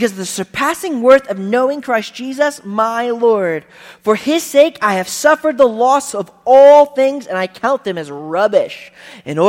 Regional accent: United States

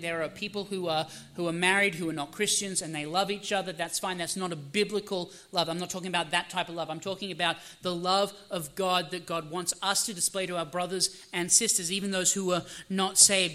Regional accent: Australia; now in United States; I am Australian by birth. I'm American by citizenship.

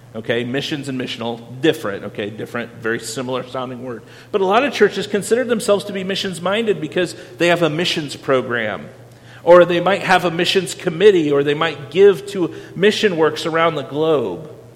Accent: Iowa, United States; I'm from Iowa

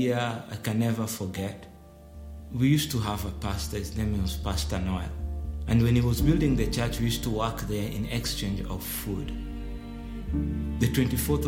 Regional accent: Nairobi, Kenya; I grew up in one of the slums in the capital city, Nairobi.

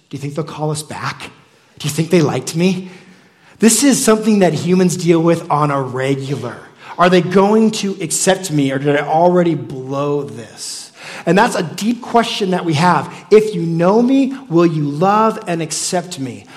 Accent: United States; I'm still an American too

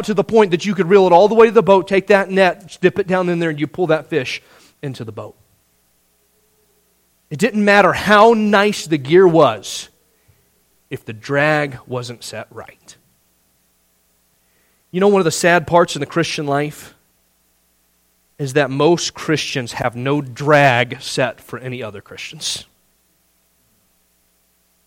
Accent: Indiana, United States; Growing up in Indiana

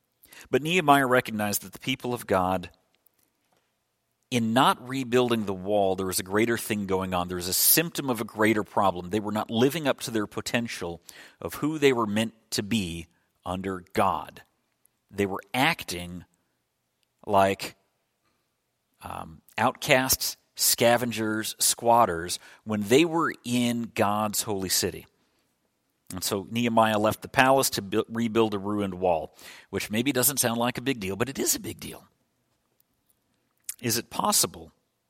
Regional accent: Illinois, United States; also born or lived in Scotland / New York / Minnesota; You know, I was born in Scotland, but I don't remember it. I mostly lived in Illinois, but also New York and also Minnesota, and that's okay.

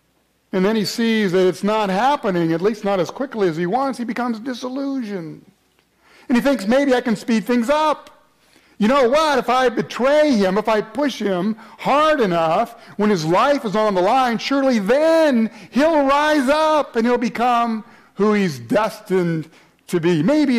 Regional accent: Atlanta, Georgia, United States; Anybody here from the south? I came from Atlanta, right?

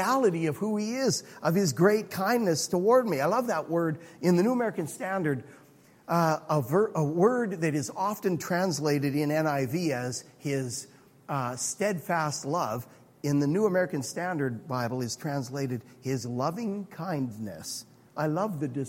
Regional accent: Alberta, Canada; I'm from Alberta

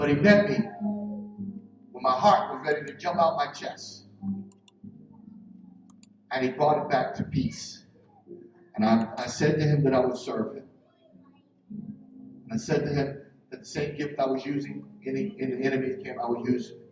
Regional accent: Philadelphia, Pennsylvania, United States; I'm from North Philly.

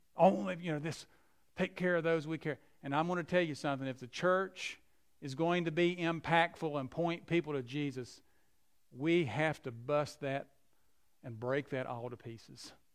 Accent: McDowell County, West Virginia, United States; I'm from McDowell County, West Virginia, the poorest county in southern West Virginia. I saw people drinking out of tubes and hoses and so forth, and that's where, that's where we grew up.

